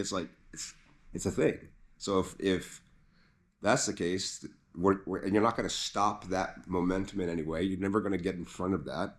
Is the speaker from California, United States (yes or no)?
yes; California, United States